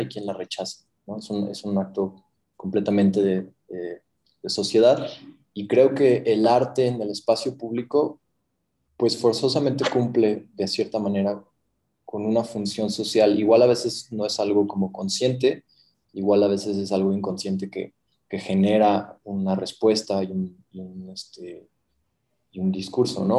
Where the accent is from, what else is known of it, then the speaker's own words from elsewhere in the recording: Mexico; moved away as an adult; now in Mexico City, Mexico; soy mexicano